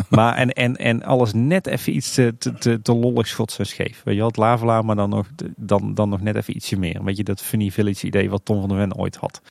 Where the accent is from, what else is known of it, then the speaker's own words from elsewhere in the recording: Tilburg, North Brabant, Netherlands; ik ben Tilburger van, van geboorte